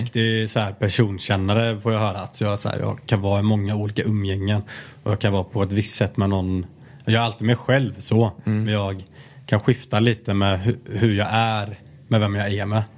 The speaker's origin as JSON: {"language": "Swedish", "town": "Alingsås", "region": "Västra Götaland", "country": "Sweden", "moved": "yes", "said": "jag kommer från Alingsås, liksom, en liten stad"}